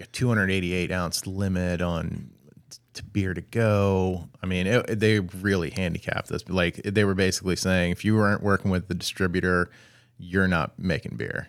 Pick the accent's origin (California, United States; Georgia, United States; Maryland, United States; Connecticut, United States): Maryland, United States; growing up in Maryland